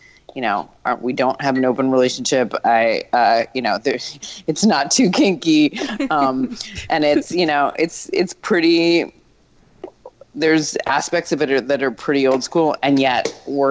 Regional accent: New York City, New York, United States; I grew up in New York City, so my wildest times were actually my teens.

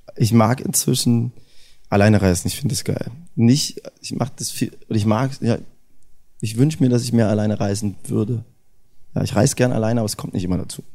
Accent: Erfurt, Thuringia, Germany; das ist ja meine Heimatstadt

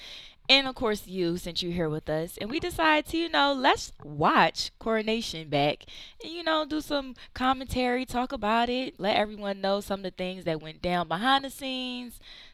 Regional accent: Philadelphia, Pennsylvania, United States; moved away; a graduating senior, theater minor, journalism major from Philadelphia.

